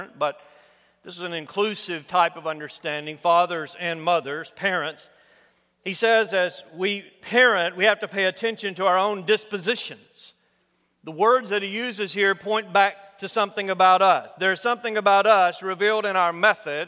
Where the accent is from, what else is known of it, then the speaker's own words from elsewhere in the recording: United States; growing up in the United States, particularly in my generation, I'm a baby boomer